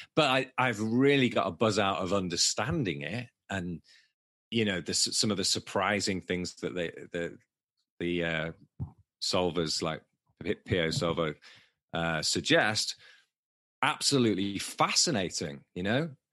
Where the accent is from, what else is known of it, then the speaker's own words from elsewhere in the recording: Manchester, North West England, United Kingdom; accent: Manchester; my Manchester accent